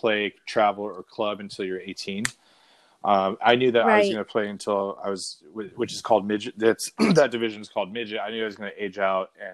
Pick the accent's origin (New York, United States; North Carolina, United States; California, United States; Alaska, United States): California, United States; Fountain Valley; we grew up in Fountain Valley